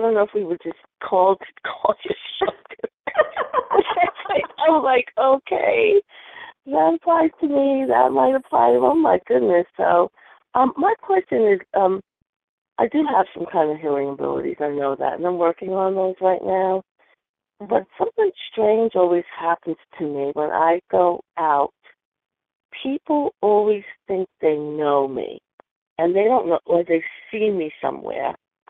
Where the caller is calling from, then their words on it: Virginia, United States; I'm calling from Virginia.